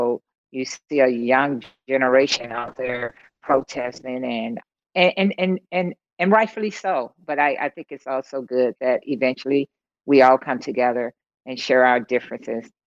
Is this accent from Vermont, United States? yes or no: no; East St. Louis, Illinois, United States; growing up in East St. Louis, my hometown, had very young parents.